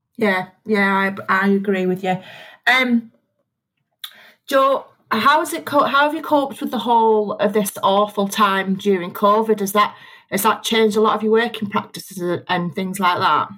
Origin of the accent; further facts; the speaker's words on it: County Durham, North East England, United Kingdom; moved away; when I was a little kid, I grew up in County Durham